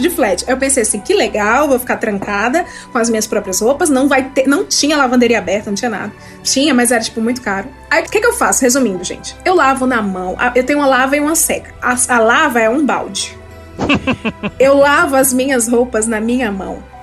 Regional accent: Ceará, Brazil; now in São Paulo, Brazil; eu sou do Ceará

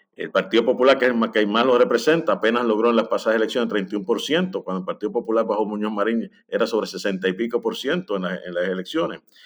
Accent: Lares, Puerto Rico; now in San Juan, Puerto Rico; soy de Lares, vivo en San Juan

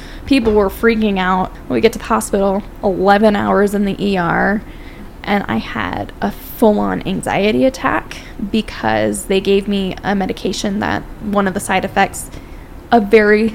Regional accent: Phoenix, Arizona, United States; moved away; I'm from Phoenix

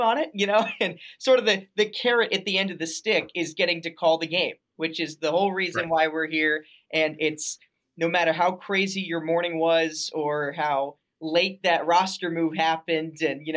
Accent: Denver, Colorado, United States; moved away as an adult; also born or lived in Arizona; now in Quad Cities, United States; I grew up in Denver and I had family that lived in Grand Junction

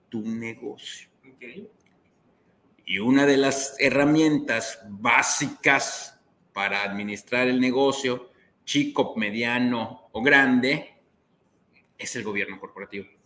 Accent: Mexico; como buenos mexicanos

